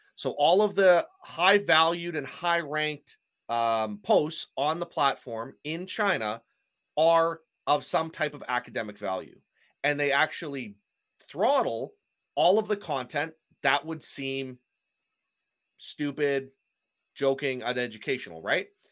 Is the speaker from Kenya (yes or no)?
no; Canada; I'm Canadian, so I say things differently perhaps than you guys do.